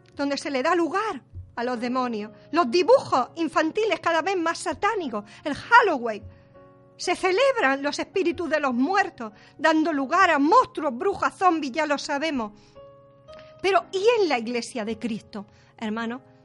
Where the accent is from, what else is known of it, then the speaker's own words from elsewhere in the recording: Spain; a mí me duele como española